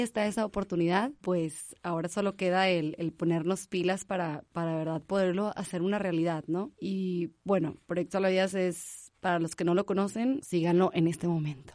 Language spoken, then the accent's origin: Spanish; Monterrey, Nuevo León, Mexico; also born or lived in Barcelona; soy de Monterrey, Nuevo León, de aquí